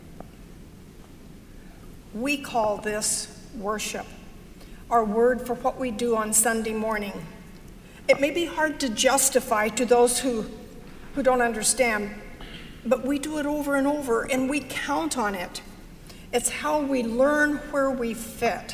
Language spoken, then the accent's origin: English; Arkansas, United States; I was raised in Arkansas